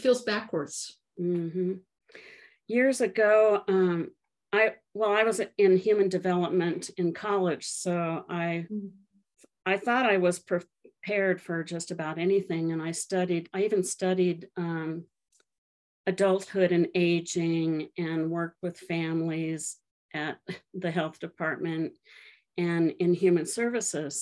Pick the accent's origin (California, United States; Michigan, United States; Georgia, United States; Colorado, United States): Colorado, United States; I grew up in Colorado, and both my kids were born in the um, city that I grew up